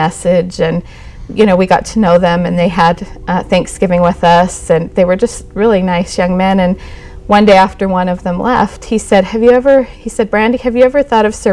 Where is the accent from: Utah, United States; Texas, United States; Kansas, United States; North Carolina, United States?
Utah, United States; Farmington; also born or lived in Kaysville, Utah; I grew up in Davis County